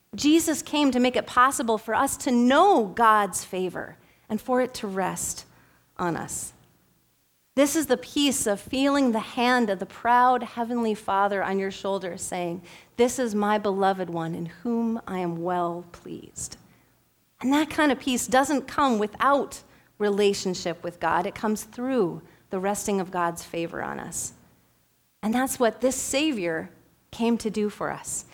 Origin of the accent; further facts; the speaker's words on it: Bemidji, Minnesota, United States; I am from Bemidji, the first city on the Mississippi River, And I grew up between the Mississippi River and a little tiny river called the Schoolcraft River